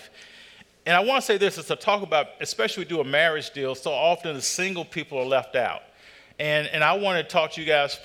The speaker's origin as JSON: {"language": "English", "region": "North Carolina", "country": "United States", "tie": "born or raised there", "said": "I grew up in North Carolina"}